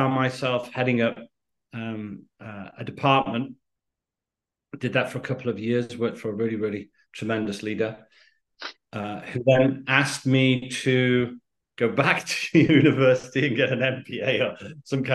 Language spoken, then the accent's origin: English; United Kingdom; accent: British; moved away as an adult; also born or lived in Miami; My father was Spanish, my mother's Greek, but by the accent, so we're British.